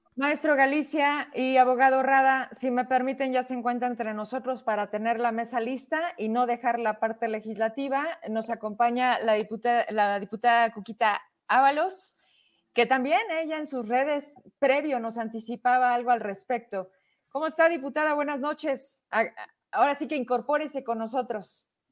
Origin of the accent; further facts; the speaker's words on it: Zacatecas, Mexico; somos zacatecanos y hemos vivido en esta tierra